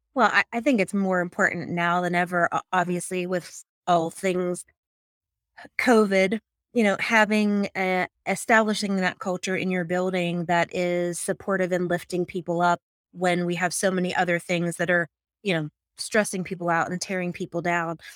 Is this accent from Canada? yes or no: no; Pittsburgh, Pennsylvania, United States; I am from Pittsburgh, Pennsylvania